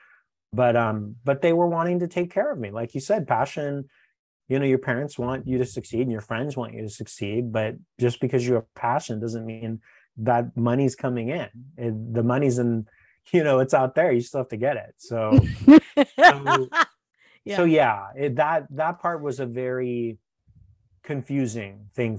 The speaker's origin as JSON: {"language": "English", "town": "West Covina", "region": "California", "country": "United States", "tie": "born or raised there", "lives_now": "Los Angeles, United States", "said": "where I grew up in West Covina, there was a community playhouse."}